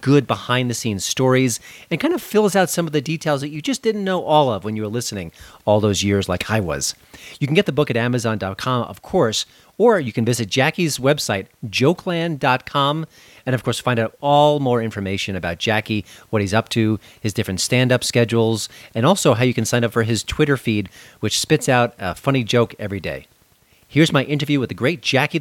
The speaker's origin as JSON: {"language": "English", "region": "New York", "country": "United States", "tie": "born or raised there", "moved": "yes", "said": "I grew up on the Howard Stern Show back in New York"}